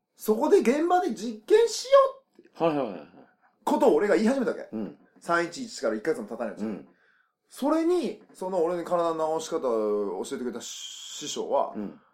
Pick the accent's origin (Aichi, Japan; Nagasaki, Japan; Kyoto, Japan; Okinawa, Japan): Nagasaki, Japan; 僕は長崎生まれ